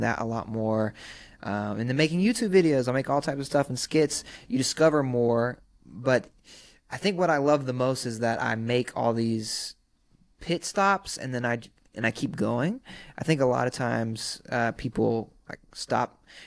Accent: Sumter, South Carolina, United States; now in Los Angeles, United States; I'm from Sumter, South Carolina.

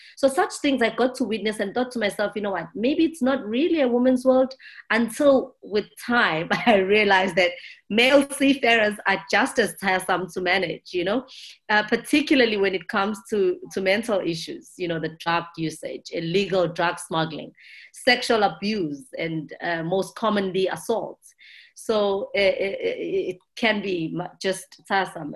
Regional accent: South Africa; I'm from South Africa

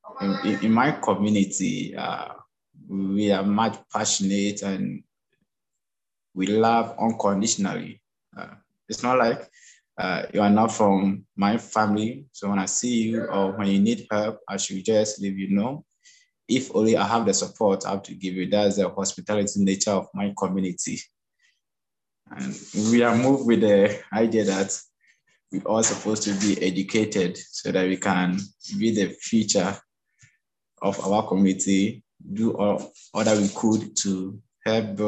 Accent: Ghana; now in Abu Dhabi, United Arab Emirates; I'm from Ghana, but currently I'm at Abu Dhabi here.

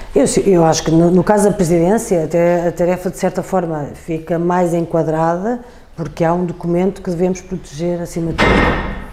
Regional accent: Portugal; sou portuguesa

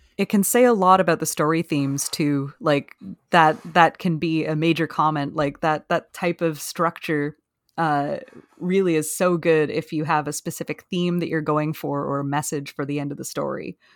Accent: Canada; I'm Canadian

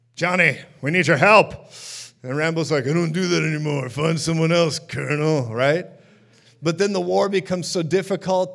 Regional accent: Minneapolis, Minnesota, United States; I'm from Minneapolis, Minnesota

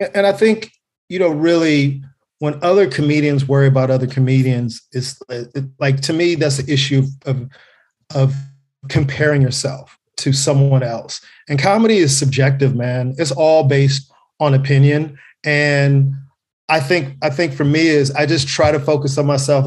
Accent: Carson, California, United States; I'm born and raised in, in Los Angeles. Um, uh, Carson, California specifically. I grew up in Delamo.

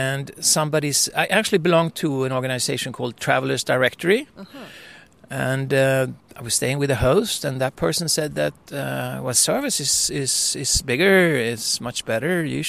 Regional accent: Sweden; I'm from Sweden.

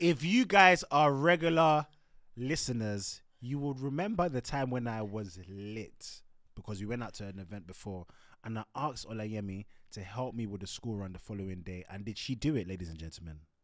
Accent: Nigeria; We're Nigerian

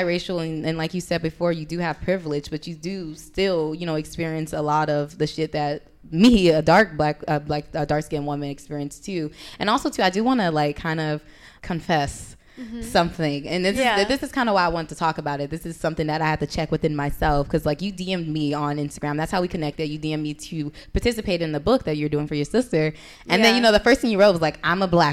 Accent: Compton, California, United States; moved away as an adult; also born or lived in Orange County, California; I'm from Compton in L.A., the hood. But then I went to Orange County for college.

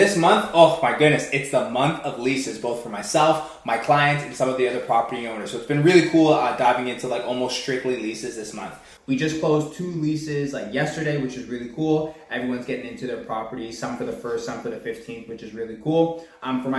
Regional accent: Pickering, Ontario, Canada; also born or lived in Whitby; I was born and raised in the Durham region. I was born out in Pickering, live now in Whitby.

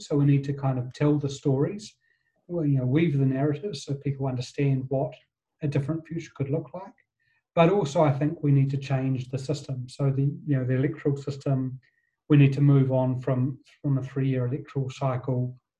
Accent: Wellington, New Zealand; I grew up in Wellington

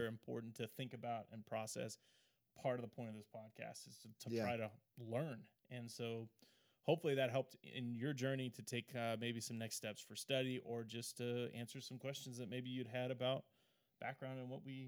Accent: Oregon, United States; I grew up in Oregon

